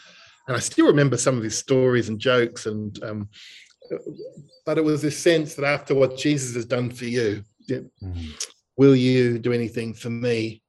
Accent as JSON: {"language": "English", "town": "Dingley", "region": "Victoria", "country": "Australia", "tie": "born or raised there", "said": "the church I grew up in Dingley."}